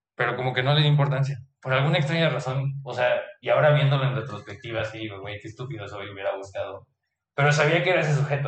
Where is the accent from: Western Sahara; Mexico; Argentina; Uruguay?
Mexico; moved away as an adult; now in Germany; soy de México, sabe que estudié medicina